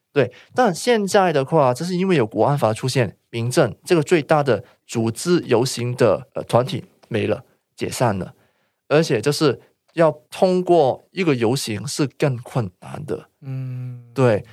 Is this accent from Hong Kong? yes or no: yes; Hong Kong; moved away as an adult; now in Taiwan; 我是香港人